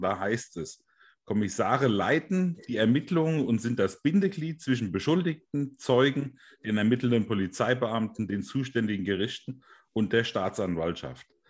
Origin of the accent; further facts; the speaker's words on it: Hesse, Germany; Bei uns in Hessen sagt man Gude